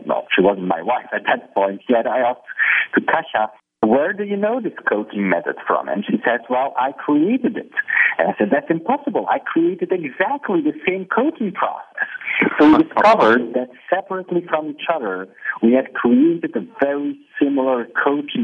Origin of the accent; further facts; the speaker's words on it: Belgium; also born or lived in Poland; now in Barcelona, Spain; I ended up in Belgium as a three-year-old child.